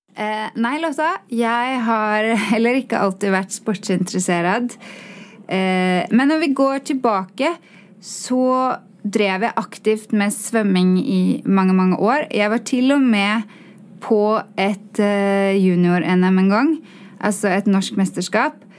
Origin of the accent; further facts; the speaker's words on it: Oslo, Norway; accent: svorsk; Swedish is a second language; moved away; jag kommer från Oslo